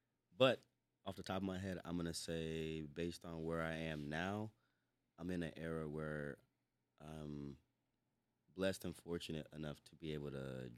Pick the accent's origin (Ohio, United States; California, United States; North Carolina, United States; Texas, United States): North Carolina, United States; moved away as an adult; now in Tacoma/Seattle, United States; Yeah. Born and raised in North Carolina.